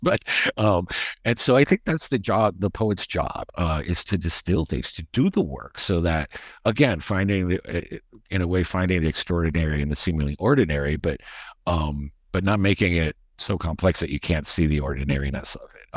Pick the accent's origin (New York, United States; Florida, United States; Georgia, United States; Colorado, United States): Florida, United States; Miami; also born or lived in Madrid, Spain; I grew up in Miami